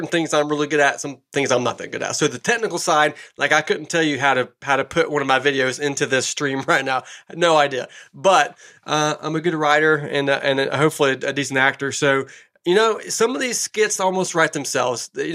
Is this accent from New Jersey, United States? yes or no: no; Northeast Tennessee, United States; also born or lived in Los Angeles, California / Johnson City, Tennessee; I lived in Tennessee since I was 5 years old. So, I grew up in Northeast Tennessee.